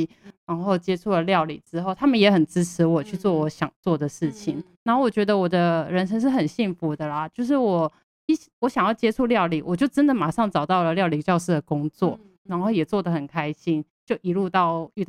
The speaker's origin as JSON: {"language": "Chinese", "region": "Changhua County", "country": "Taiwan", "said": "因为我本身是彰化人嘛，嗯、所以那时候已经在台北工作了大概八年了，嗯、然后。"}